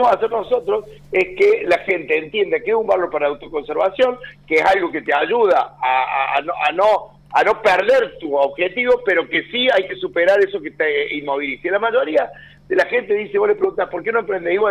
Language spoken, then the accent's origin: Spanish; Río Cuarto, Córdoba, Argentina; moved away; Claro, de Río Cuarto hasta la muerte